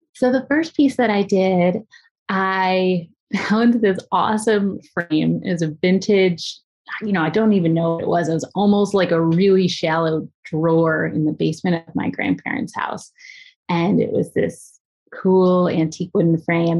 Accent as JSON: {"language": "English", "town": "Philadelphia", "region": "Pennsylvania", "country": "United States", "tie": "born or raised there", "said": "I grew up in the, the suburbs of Philadelphia"}